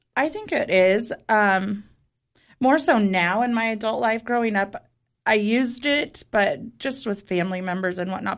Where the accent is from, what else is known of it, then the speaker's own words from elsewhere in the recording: Southern California, United States; first language Spanish; English is a second language; moved away as an adult; also born or lived in Utah; now in Tennessee, United States; Southern California, where I lived my entire life